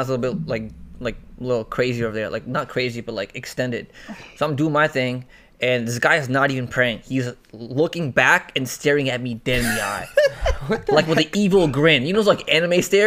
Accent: Canada; moved away; also born or lived in London, England / Toronto / Connecticut; I was born in London, England. Raised in Canada

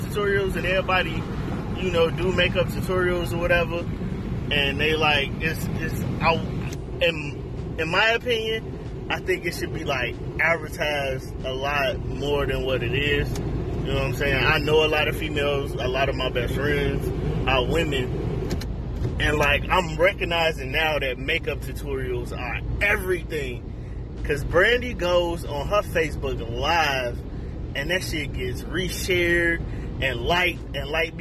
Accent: Chicago, Illinois, United States; moved away as an adult; I'm from Chicago, South Side all day, joined the Navy when I was 20

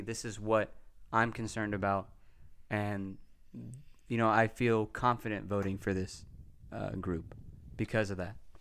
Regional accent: Texas, United States; I grew up in Texas around nine eleven

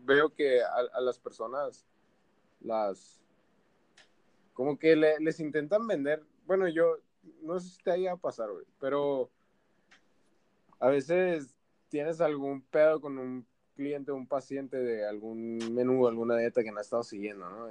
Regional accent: Mexico; Como mexicano

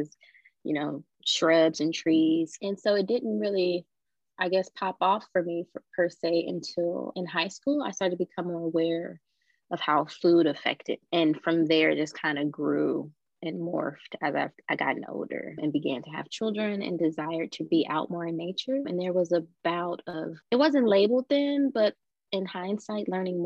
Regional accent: Chicago, Illinois, United States; moved away; also born or lived in Phoenix, Arizona; I grew up in Chicago, so I like to call it the concrete jungle.

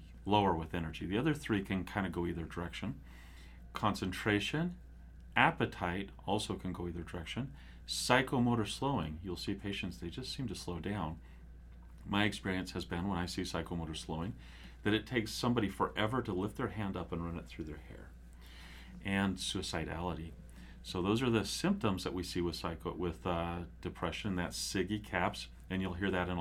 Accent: Cedar City, Utah, United States; I grew up there

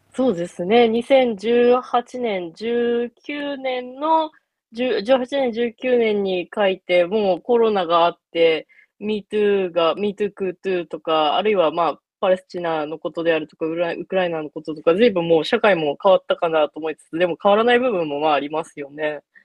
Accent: Sapporo, Hokkaido, Japan; moved away as an adult; 22歳まで札幌で過ごしてた

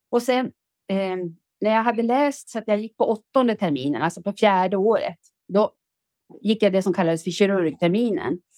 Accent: Västernorrland County, Sweden; om jag då ska presentera mig själv så är jag född som en bondjänta i Ångermanland på en slänt. För i Ångermanland, lutar allting. Eh, och då, eh, när jag växte upp där med, vi hade sex kor

